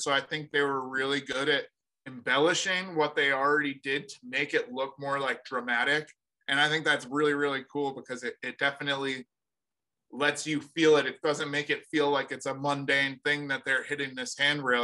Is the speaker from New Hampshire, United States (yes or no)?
yes; Sunapee, New Hampshire, United States; i'm from new hampshire um sunapee new hampshire originally it's a little small town